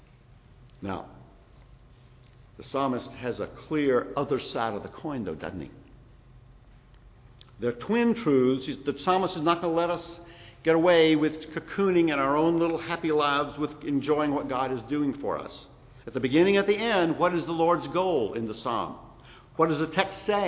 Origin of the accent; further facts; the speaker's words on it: South Carolina, United States; moved away; also born or lived in Kosciusko, Mississippi / Montgomery, Alabama; I was born in Kosciuszko, way up the road. Raised in South Carolina.